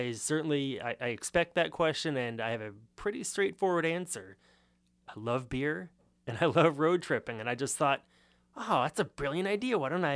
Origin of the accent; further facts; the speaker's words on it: Los Angeles, California, United States; That is correct. So being from Los Angeles, you would think that because it is the second biggest city in the country, it must have a pretty good beer culture.